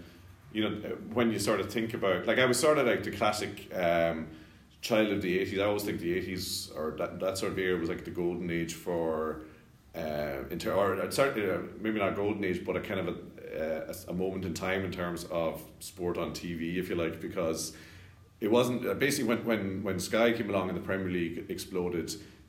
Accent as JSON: {"language": "English", "region": "Scotland", "country": "United Kingdom", "tie": "born there", "said": "So, yeah, I was born in Scotland."}